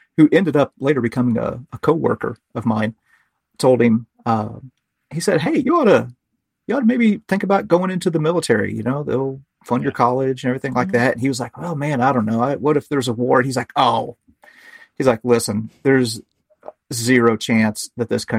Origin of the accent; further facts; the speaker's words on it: Missouri, United States; I grew up in Missouri